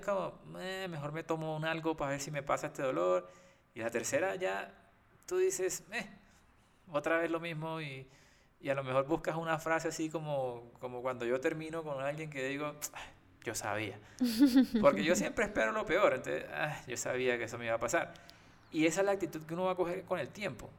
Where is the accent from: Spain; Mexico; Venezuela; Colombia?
Colombia; Costeño, Caribbean coast; yo por lo menos que soy costeño